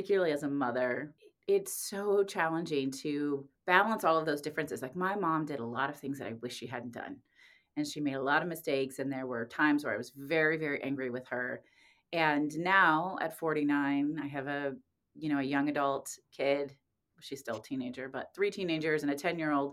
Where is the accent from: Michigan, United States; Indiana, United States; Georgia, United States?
Indiana, United States; Indianapolis; moved away as an adult; I grew up in Indianapolis